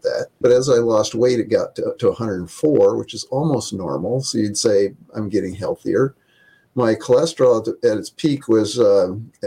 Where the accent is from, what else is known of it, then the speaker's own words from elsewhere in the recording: Independence, Iowa, United States; moved away as an adult; also born or lived in northern Minnesota / California; Northeast Iowa, Independence, Iowa, little town of 5,000